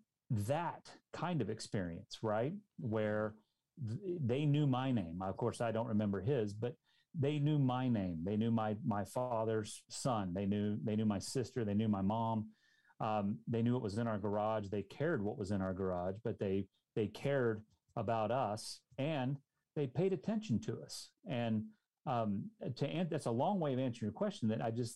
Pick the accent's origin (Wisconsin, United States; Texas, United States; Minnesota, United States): Texas, United States; Dallas; I grew up in the Dallas-Fort Worth Metroplex